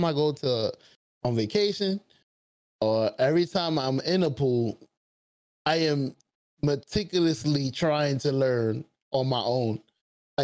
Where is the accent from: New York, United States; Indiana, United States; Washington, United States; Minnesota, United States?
New York, United States; New York City; I'm from Brooklyn.